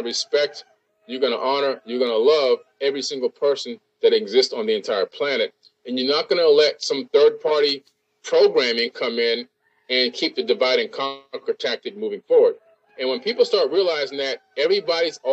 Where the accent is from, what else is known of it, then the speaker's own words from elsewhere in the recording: Boca Raton, Florida, United States; I'm from Boca Raton, Florida